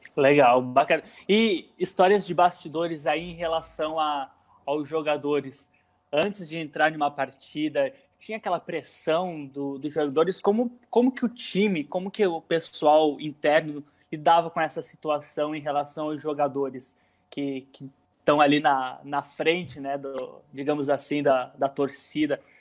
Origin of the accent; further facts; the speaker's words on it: Ponta Grossa, Paraná, Brazil; da cidade onde eu nasci, da onde eu cresci, da onde eu vivi, que é Ponta Grossa